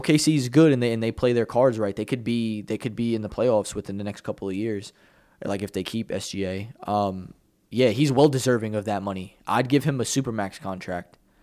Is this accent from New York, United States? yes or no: yes; New York, United States; I'm a New Yorker.